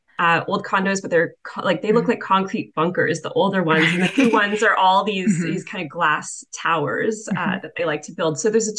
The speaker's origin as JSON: {"language": "English", "town": "Toronto", "region": "Ontario", "country": "Canada", "tie": "born or raised there", "moved": "as an adult", "said": "I'm originally from Toronto"}